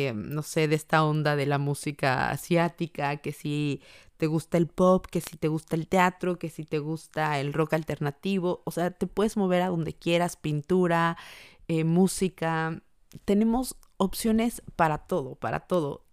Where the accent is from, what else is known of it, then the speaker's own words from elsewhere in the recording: Mexico; now in Ireland; Qué bonito es ser mexicano